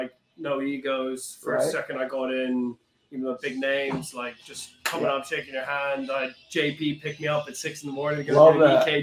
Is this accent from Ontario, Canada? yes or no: no; Vancouver, British Columbia, Canada; moved away as an adult; now in United Kingdom; I grew up in Vancouver.